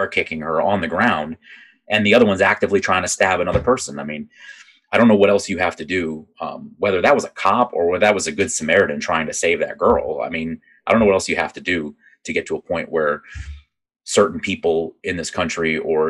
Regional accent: Northeast Virginia, United States; I grew up outside of DC. I grew up in Virginia, in Northeast Virginia

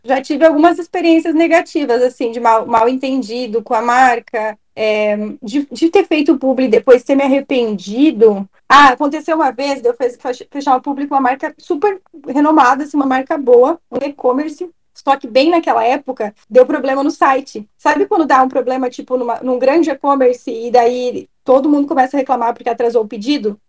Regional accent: Rio Grande do Sul, Brazil; also born or lived in Londrina, Paraná; now in Santa Catarina, Brazil; Eu sou gaúcha, morei em Londrina e agora moro em Santa Catarina

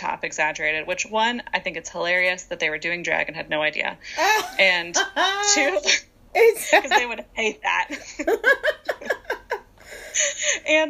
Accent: Virginia, United States; moved away as an adult; I grew up in Virginia

